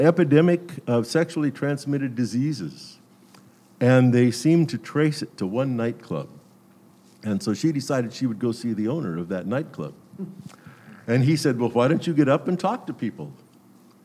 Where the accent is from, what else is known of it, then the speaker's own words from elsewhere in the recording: Glendale, California, United States; I grew up in the Glendale City Church